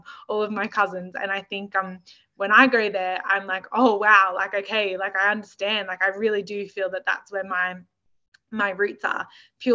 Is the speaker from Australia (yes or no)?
yes; Australia; me growing up in Australia and living in Australia